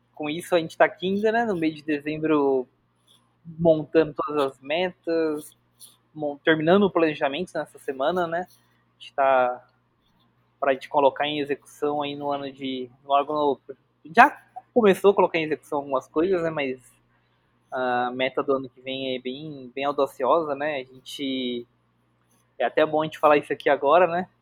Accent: Bauru, São Paulo, Brazil; Eu sou de Bauru

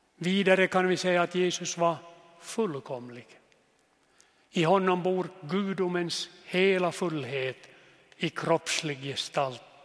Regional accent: Jeppo, Ostrobothnia, Finland; also born or lived in Nykarleby / Vörå; Jag är född i Jeppo, gick i seminariet i Nykarleby

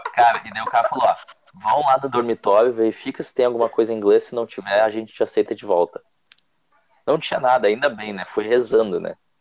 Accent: Rio Grande do Sul, Brazil; moved away as an adult; now in Ireland; Eu sou do Rio Grande do Sul, só que eu não sou de Porto Alegre

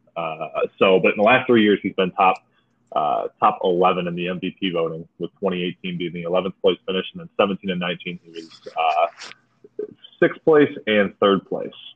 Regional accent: Clarkston, Michigan, United States; my hometown, little city called Clarkston

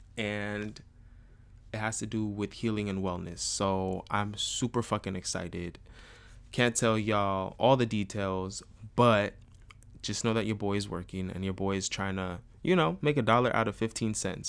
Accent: San Rafael, California, United States; moved away as an adult; also born or lived in Richmond, California; now in Los Angeles, United States; I'm from San Rafael, which is only across the bridge

